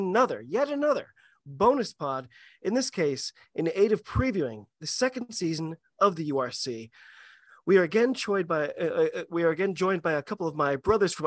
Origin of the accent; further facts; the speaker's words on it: United States; I'm an American rugby fan